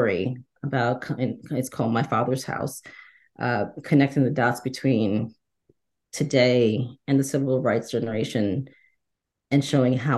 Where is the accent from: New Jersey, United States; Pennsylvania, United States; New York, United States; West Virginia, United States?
New York, United States; New York City; also born or lived in Trinidad, Trinidad and Tobago; I was born in Trinidad in the West Indies. I grew up in the Bronx